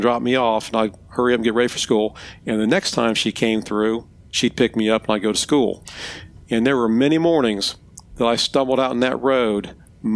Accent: Ohio, United States; moved away as an adult; also born or lived in Piedmont, South Carolina; now in South Carolina, United States; I was born and raised in Ohio

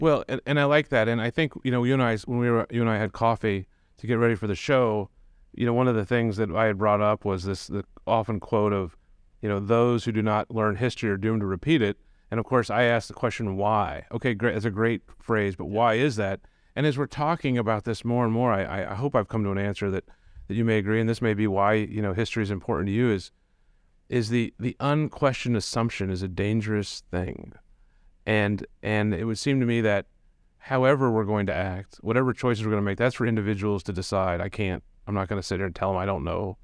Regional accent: Johnson County, Kansas, United States; so I grew up in Johnson County.

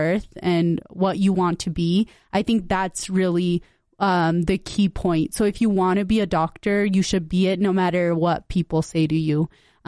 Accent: West Valley City, Utah, United States; And I'm just really happy we both went to Granger. We're from West Valley. We're always representing.

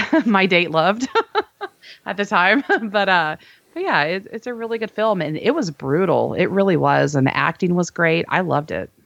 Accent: Texas, United States; we're from Texas, you

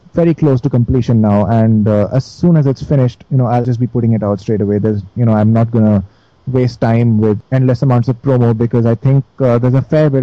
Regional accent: Delhi, India; I'm from Delhi

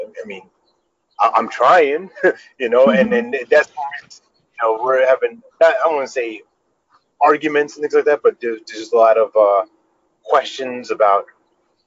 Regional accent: New York, United States; moved away as an adult; now in North Carolina, United States; We grew up in New York

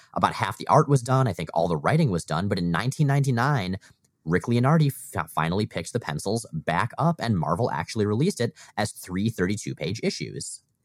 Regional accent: Florida, United States; moved away; we both grew up in Florida

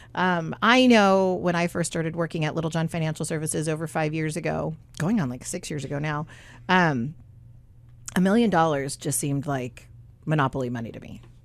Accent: Southern California, United States; when I was little, um, growing up in Southern California

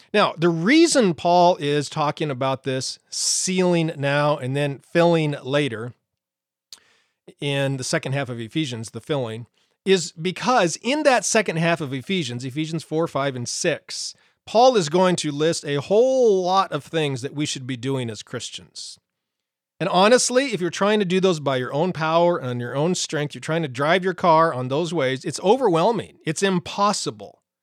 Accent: Montana, United States; I grew up in Montana

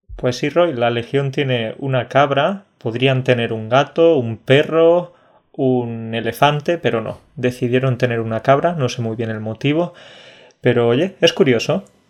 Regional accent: Andalusia, Spain; soy andaluz, de familia andaluza

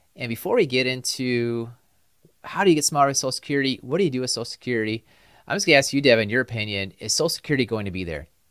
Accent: Upper Midwest, United States; We're from the Upper Midwest

